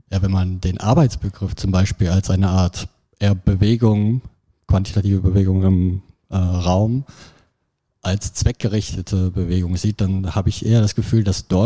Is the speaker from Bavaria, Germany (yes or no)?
no; Düsseldorf, North Rhine-Westphalia, Germany; also ich komme aus Düsseldorf und dass dort ähm, in der Kulturlandschaft ja so eine Tendenz ist